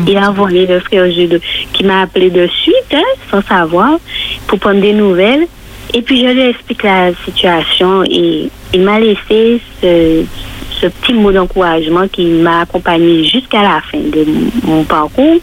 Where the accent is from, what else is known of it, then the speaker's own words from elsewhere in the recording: Martinique; chez nous en Martinique